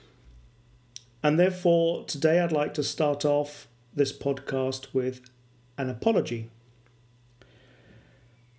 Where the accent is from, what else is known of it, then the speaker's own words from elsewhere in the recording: England, United Kingdom; first language English; now in Valpolicella, Italy; I'm an English, mother tongue English person working in an Italian company.